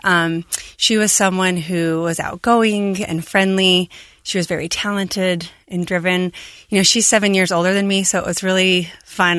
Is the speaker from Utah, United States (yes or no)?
yes; Moroni, Utah, United States; Abby and I both growing up in Stampede. I grew up in Moroni.